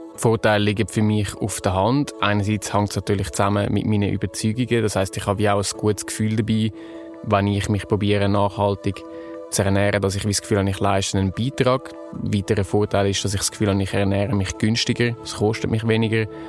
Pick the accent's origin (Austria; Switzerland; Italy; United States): Switzerland; Zurich; ich bin 28, geboren und aufgewachsen in Zürich